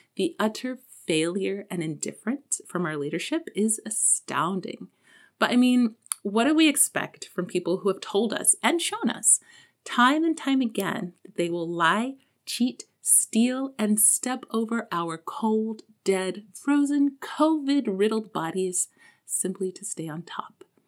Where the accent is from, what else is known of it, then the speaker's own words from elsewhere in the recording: Texas, United States; moved away; also born or lived in South Korea; as a Texan